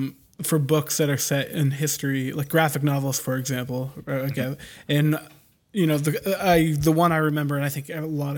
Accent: Canada; I am Canadian.

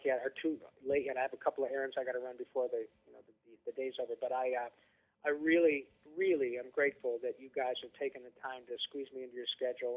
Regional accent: Flint, Michigan, United States; also born or lived in Detroit, Michigan; I was born in Detroit and raised in around Flint, Michigan

